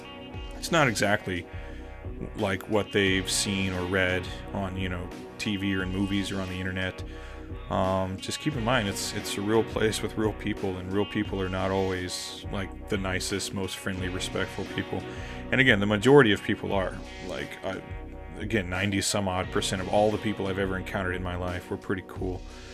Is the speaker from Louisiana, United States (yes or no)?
yes; Southern Louisiana, United States; moved away as an adult; now in Japan; Again, like I grew up in like the deep South. I'm from Southern Louisiana, very socially conservative part of the country, very religiously conservative part of the country.